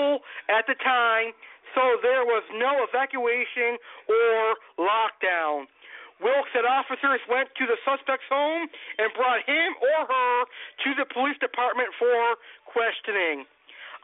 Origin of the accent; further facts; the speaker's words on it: Massachusetts, United States; I grew up living in Massachusetts